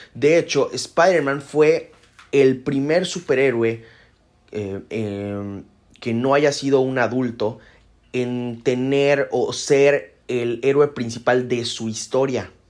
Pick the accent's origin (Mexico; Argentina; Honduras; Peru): Mexico; yo conozco a mi gente, conozco a mi pueblo y México